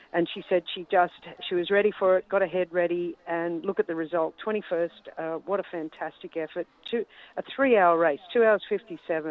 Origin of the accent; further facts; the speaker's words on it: Australia; as an Australian